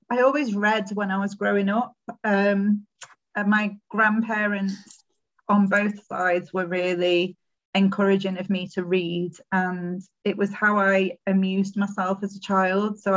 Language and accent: English; Warrington, North West England, United Kingdom; born there; also born or lived in Sheffield / Portsmouth / Brighton; I was born in Warrington.